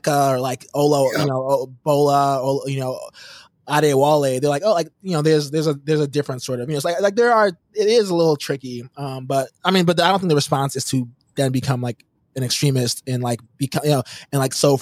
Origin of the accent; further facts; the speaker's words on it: Houston, Texas, United States; I grew up in Houston